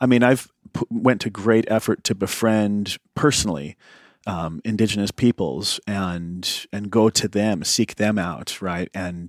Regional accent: Indiana, United States; I grew up in Indiana in the 80s, I'm a white guy.

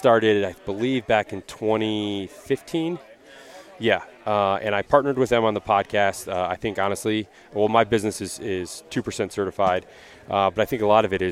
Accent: Lewiston, Michigan, United States; now in Metro Detroit, United States; I grew up a little bit northeast here, a small town called Lewiston

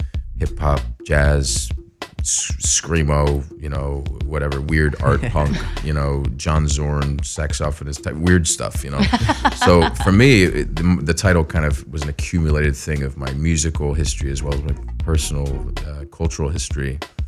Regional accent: Beirut, Beirut Governorate, Lebanon; born there; I was born in Beirut, Lebanon.

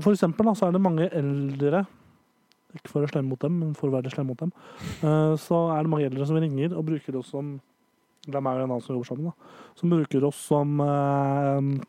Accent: Nittedal, Akershus, Norway; Der er Nittedal kommune der jeg kommer fra

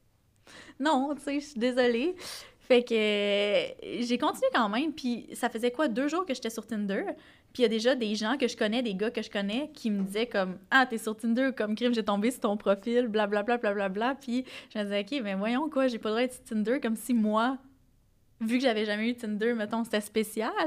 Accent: Gaspésie, Quebec, Canada; je viens de la Gaspésie

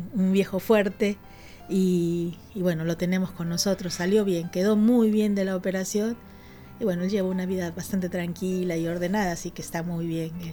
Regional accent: Lima, Peru; also born or lived in Iquitos, Peru; now in Buenos Aires, Argentina; Yo soy peruana, nací en Iquitos y bueno, me crié casi toda mi vida en Lima, en la capital del Perú, y ahora estoy acá.

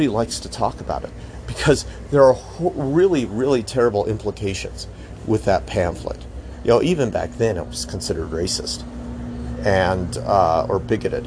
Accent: United States; speaking as American

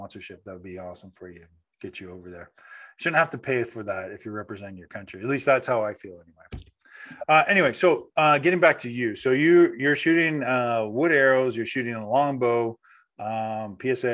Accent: Canada; I'm Canadian too

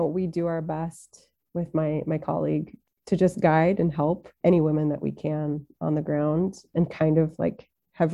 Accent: Washington, United States; moved away as an adult; also born or lived in Tunisia / Saudi Arabia; my home state of Washington

